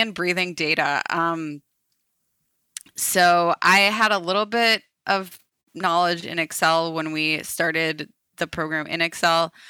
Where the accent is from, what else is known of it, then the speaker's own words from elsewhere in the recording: Minneapolis, Minnesota, United States; moved away as an adult; now in Ohio, United States; I am from Minneapolis originally